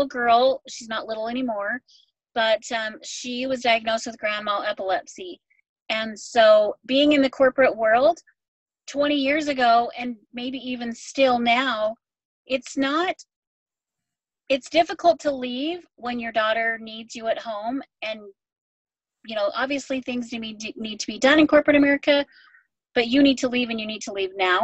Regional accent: Idaho Falls, Idaho, United States; now in West Jordan, United States; I am from Idaho Falls, Idaho, but I currently live in West Jordan, Utah.

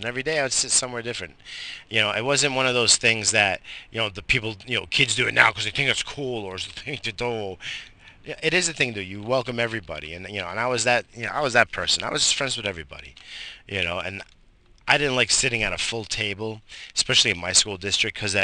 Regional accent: Brentwood, New York, United States; I grew up in Brentwood, Long Island

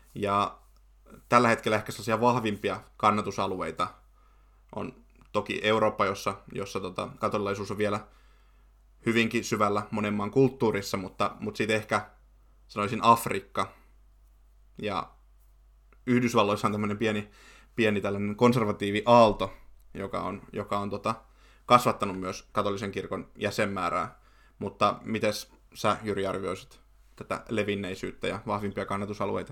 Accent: Forssa, Kanta-Häme, Finland; kotikaupungistani Forssasta

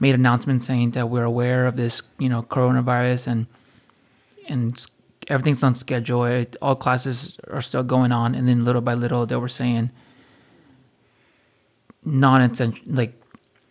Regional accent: Fountain Valley, California, United States; I was born and raised in Fountain Valley, California

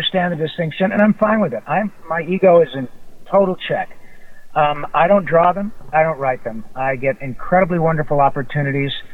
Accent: Grand Blanc, Michigan, United States; moved away as an adult; also born or lived in Detroit, Michigan / Flint, Michigan; now in Los Angeles, United States; I was born in Detroit, reared around that area, and went to high school in a small town south of Flint called Grand Blanc

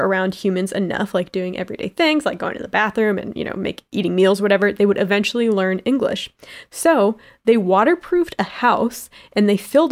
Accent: Miami, Florida, United States; Miami, Florida. Shout out to my hometown

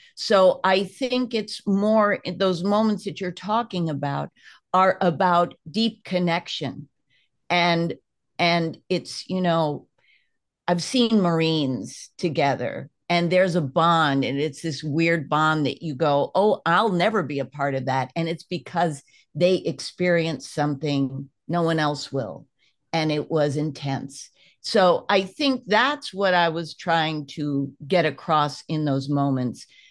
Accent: United States; I'm an American

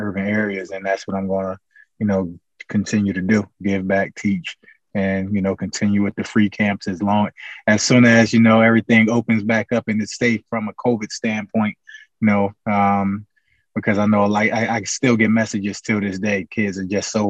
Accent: Newark, New Jersey, United States; Born and raised in Newark, New Jersey

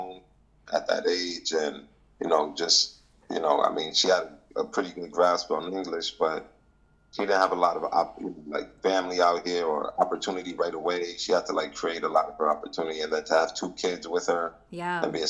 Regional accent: New York City, New York, United States; I'm from East Harlem, New York.

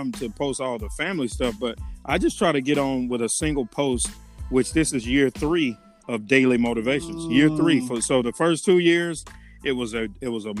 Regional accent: Rome, Georgia, United States; moved away as an adult; I'm originally from Rome, Georgia

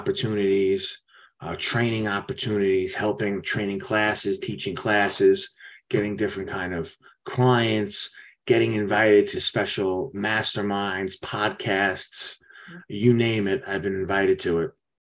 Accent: New York, United States; I'm from New York

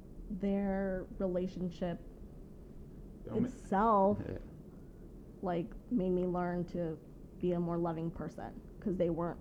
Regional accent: San Diego, California, United States; Well, I was born and raised in San Diego.

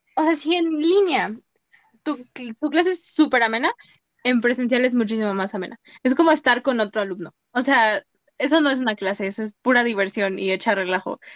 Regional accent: Mexico; nosotros como mexicanos

